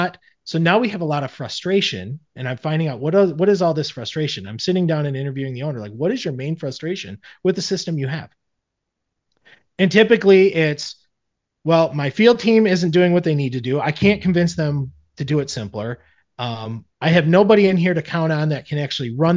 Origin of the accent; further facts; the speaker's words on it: Michigan, United States; I'm from Michigan.